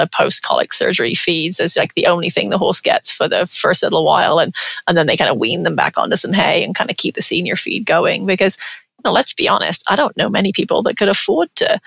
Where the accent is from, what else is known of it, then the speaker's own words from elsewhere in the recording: England, United Kingdom; moved away; I'm English, grew up in England